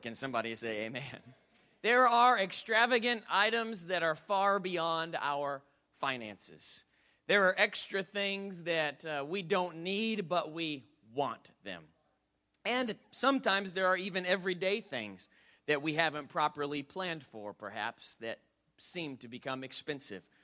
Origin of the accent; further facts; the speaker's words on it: Indianapolis, Indiana, United States; I grew up on the White River in Indianapolis, Indiana